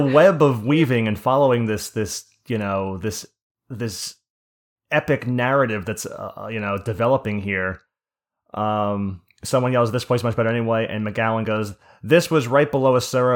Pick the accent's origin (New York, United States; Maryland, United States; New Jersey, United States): New Jersey, United States; I'm from Jersey